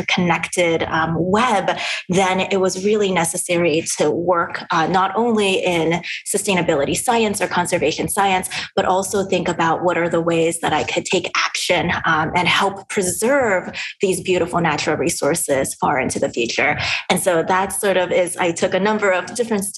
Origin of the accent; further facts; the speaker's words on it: Los Angeles, California, United States; now in Seattle, United States; I grew up in the Los Angeles area